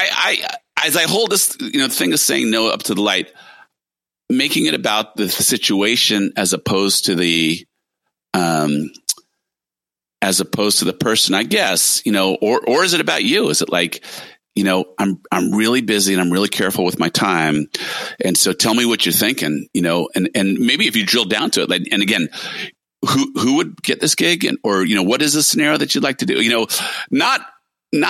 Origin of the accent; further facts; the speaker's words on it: California, United States; also born or lived in New York; a Californian most of my life